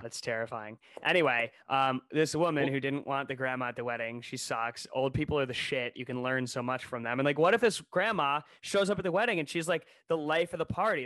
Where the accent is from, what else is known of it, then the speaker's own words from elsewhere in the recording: Ohio, United States; we're from Ohio